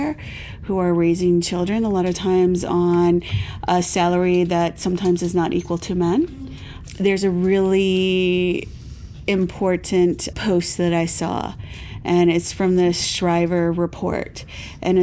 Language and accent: English; Defiance, Ohio, United States; now in Massachusetts, United States; I'm originally from Ohio. So I grew up with like more of a Midwestern mentality